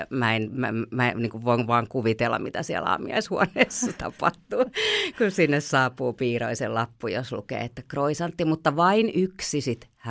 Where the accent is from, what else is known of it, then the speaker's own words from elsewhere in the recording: Helsinki, Uusimaa, Finland; moved away as an adult; now in Hanko, Finland; mehän ollaan Helsingistä kotoisia